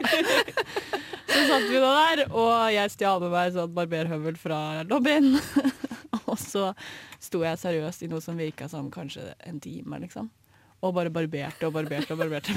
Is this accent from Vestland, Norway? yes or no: no; Oslo, Norway; moved away; da jeg var hjemme i Oslo